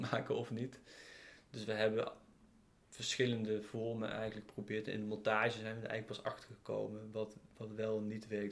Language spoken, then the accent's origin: Dutch; near Eindhoven, North Brabant, Netherlands; in de buurt van Eindhoven, waar ik ben opgegroeid